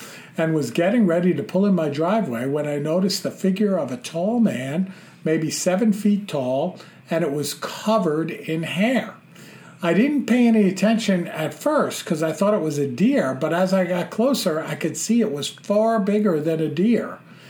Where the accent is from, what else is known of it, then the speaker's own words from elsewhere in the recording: New Jersey, United States; I'm originally from Essex County in New Jersey.